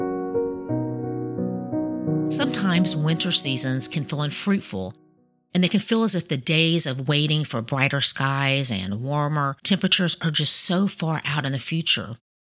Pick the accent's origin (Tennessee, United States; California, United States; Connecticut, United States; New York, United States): Tennessee, United States; Chattanooga; moved away as an adult; also born or lived in Miami, Florida; I grew up in Tennessee